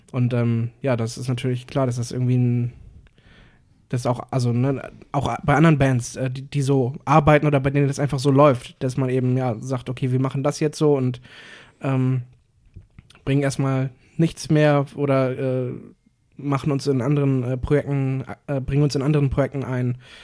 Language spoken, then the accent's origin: German; Cuxhaven, Lower Saxony, Germany; moved away as an adult; now in Hamburg, Germany; jetzt nicht hier in Hamburg, aber in, in meiner Heimat in Cuxhaven